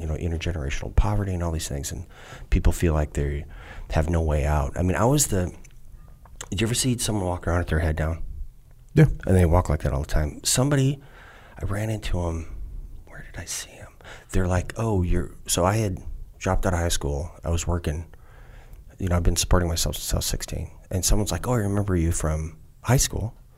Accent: southeastern Wisconsin, United States; born or raised there; also born or lived in Minneapolis, Minnesota / Luverne, Minnesota

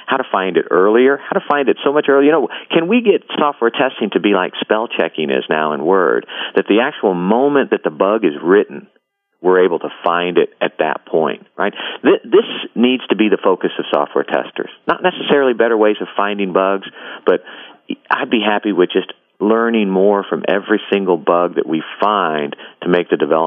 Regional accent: Kentucky, United States; I'm from Kentucky

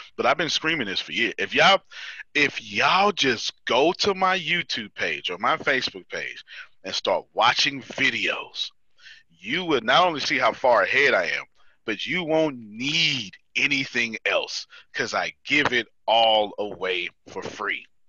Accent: Texas, United States; I'm from Texas

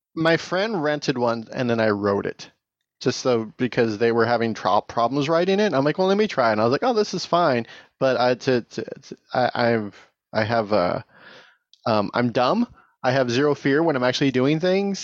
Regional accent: Tehachapi, California, United States; my hometown

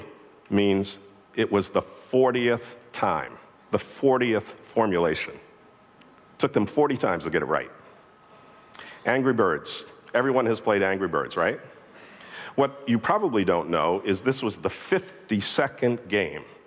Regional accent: Boston, Massachusetts, United States; I'm from Boston

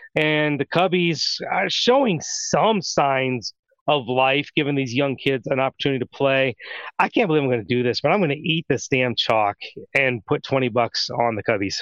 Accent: Ohio, United States; I grew up in Ohio

